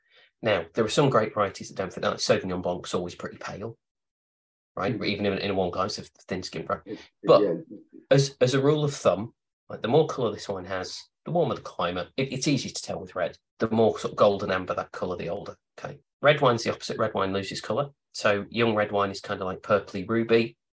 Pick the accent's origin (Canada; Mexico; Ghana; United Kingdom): United Kingdom; It might be Southern Italy, or it might be, as a Brit, it might be Australian or Argentina.